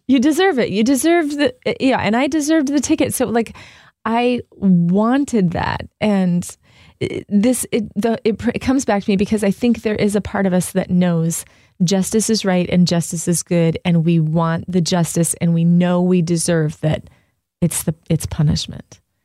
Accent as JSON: {"language": "English", "region": "Southern California", "country": "United States", "moved": "yes", "lives_now": "Michigan, United States", "said": "I'm from Southern California"}